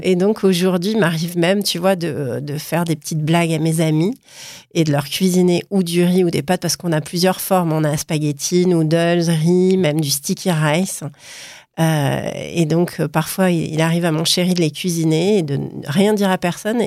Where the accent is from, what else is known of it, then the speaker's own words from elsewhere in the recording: Paris, Île-de-France, France; also born or lived in Milan; Je suis parisienne, mais aujourd'hui, je partage mon temps entre Paris, Milan et puis le sud de la France